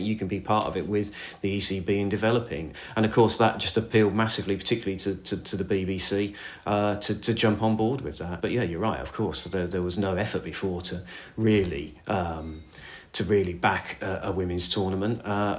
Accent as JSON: {"language": "English", "town": "Northampton", "region": "East Midlands", "country": "United Kingdom", "tie": "born or raised there", "said": "I grew up in Northampton. You obviously, Northamptonshire was the county side."}